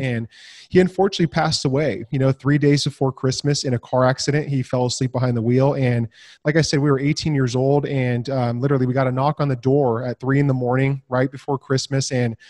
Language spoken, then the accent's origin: English; Santa Rosa, California, United States; born and raised in California. So right 45 minutes out of San Francisco. It's called Sonoma County, Santa Rosa, beautiful place.